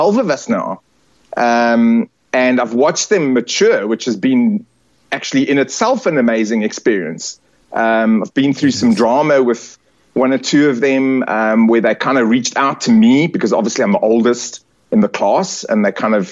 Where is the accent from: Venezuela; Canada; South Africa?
South Africa; I'm South African. And I'm as you can see, I'm very South African. I'm Italian as well. I suppose I'm culturally Italian, but South African in sort of my patriotism.